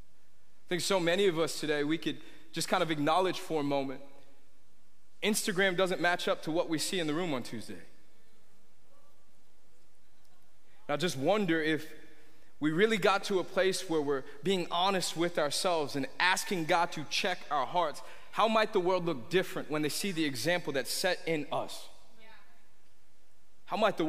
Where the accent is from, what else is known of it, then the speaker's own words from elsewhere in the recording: New York, United States; when I was a kid, I was born in New York, and I remember in our house right behind us in our backyard, there was literally thousands of acres.